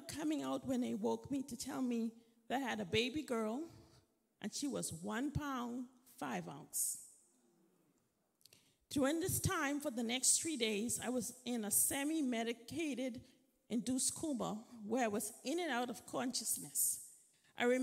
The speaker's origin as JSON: {"language": "English", "town": "Freeport", "region": "Grand Bahama", "country": "Bahamas", "tie": "born or raised there", "moved": "yes", "said": "I grew up in Freeport, Bahamas"}